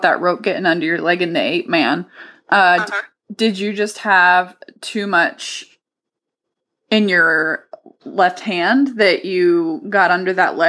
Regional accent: Southwest Texas, United States; I'm from Southwest Texas

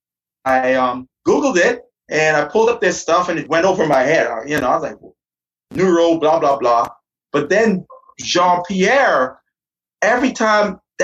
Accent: Guyana; moved away as an adult; now in United States; I'm originally from Guyana. When I came to the United States to go to university

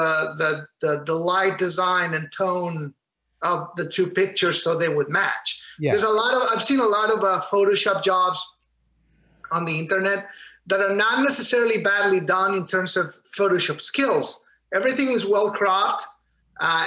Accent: Valparaíso, Chile; moved away; In Chile. I grew up in Valparaiso, Chile, in the coast of the Pacific Ocean

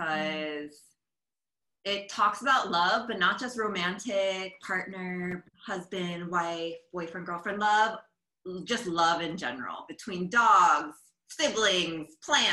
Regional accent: Huntington Beach, California, United States; also born or lived in New York; now in Los Angeles, United States; I'm from Southern California. I'm from Huntington Beach. That's where I grew up. And then I moved up to LA and then I lived out of the country for a while and then I came back and then moved to New York

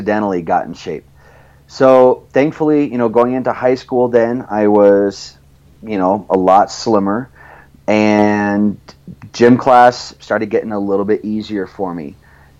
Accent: Evansville, Indiana, United States; also born or lived in Phoenix, Arizona; I considered that I grew up in southern Indiana. When I was 8 years old, my dad's job moved us out to southern Indiana in Evansville

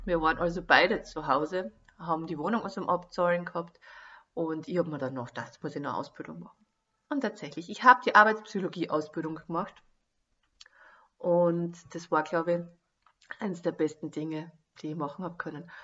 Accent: Lower Austria, Austria; moved away as an adult; also born or lived in Carinthia; ich komme aus Niederösterreich

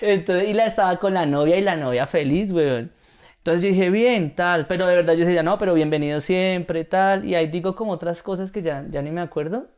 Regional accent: Bogotá, Colombia; en Bogotá y siendo bogotano

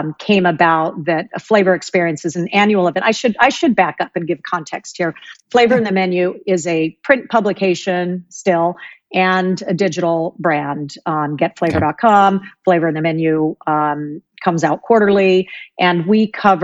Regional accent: California, Oregon, West Coast, United States; now in East Coast, United States; I grew up on the West Coast and California, Oregon

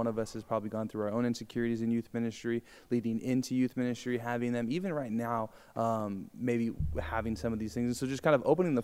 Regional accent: Riverside, California, United States; I grew up in Riverside, which is like 90% Hispanic

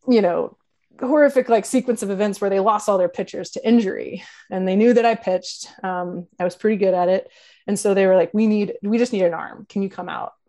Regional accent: Louisiana, United States; moved away as an adult; I'm from, like I said, I'm from Louisiana. It gets hot there.

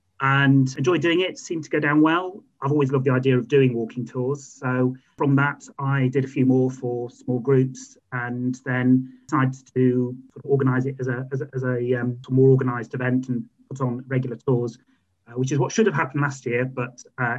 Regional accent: Sheffield, Yorkshire and the Humber, United Kingdom; also born or lived in Kelham Island; I grew up in Crosspool in Sheffield, and my mum actually did a short history book of Crosspool.

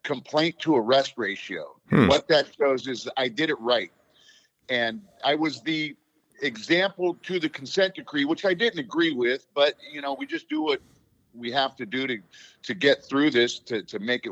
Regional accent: Los Angeles, California, United States; moved away as an adult; also born or lived in Germany / Fort Bragg, North Carolina; now in Pittsburgh, United States; I'm originally from Los Angeles. I'm a little surfer kid from L.A.

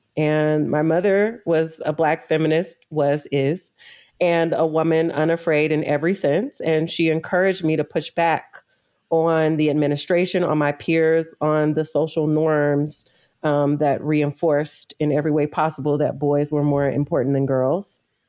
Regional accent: California, United States; also born or lived in Louisiana; I was born in Louisiana, but I moved shortly after I was born to California in the 90s. So I was exposed to really a lot of different cultures and communities and different ideologies in California. And then when I was 13, I moved back to Louisiana.

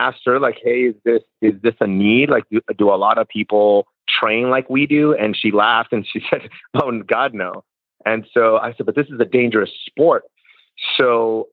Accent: California, United States; moved away as an adult; now in Kentucky, United States; I'm originally from California

